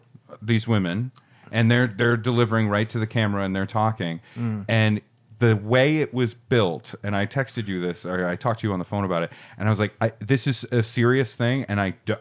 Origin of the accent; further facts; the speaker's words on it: Ireland; I'm Irish, so fuck off.